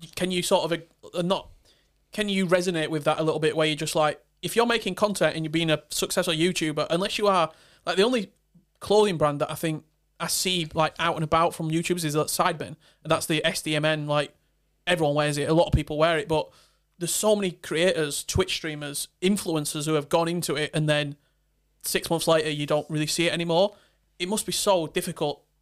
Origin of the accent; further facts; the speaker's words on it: Barnsley, Yorkshire and the Humber, United Kingdom; I'm from the north. I'm from Barnsley